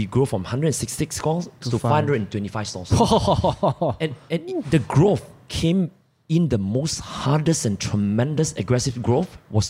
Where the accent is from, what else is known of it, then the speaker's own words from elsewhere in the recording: Malaysia; we're all Malaysian.